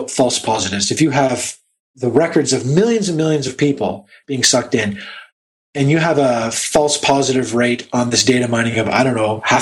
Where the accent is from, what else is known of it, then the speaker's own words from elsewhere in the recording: Canada; being Canadian